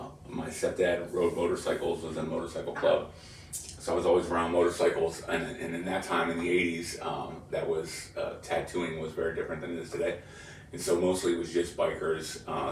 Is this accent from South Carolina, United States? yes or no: no; Pittsburgh, Pennsylvania, United States; And growing up in Pittsburgh.